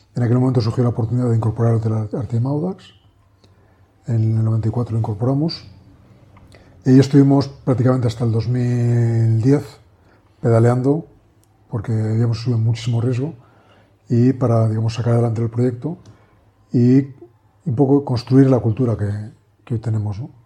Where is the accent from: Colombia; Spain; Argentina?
Spain; Madrid, Community of Madrid; also born or lived in Menorca; somos de Madrid